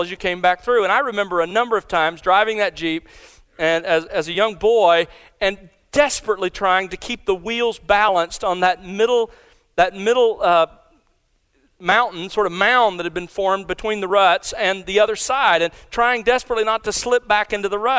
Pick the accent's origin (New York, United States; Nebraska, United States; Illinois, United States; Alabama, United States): Alabama, United States; Mobile; I grew up in South Alabama